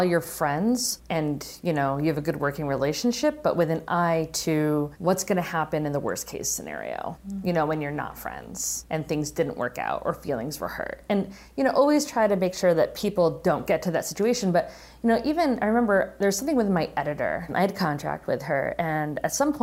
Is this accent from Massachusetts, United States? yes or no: yes; Western Massachusetts, United States; I'd be shooting a feature film in my hometown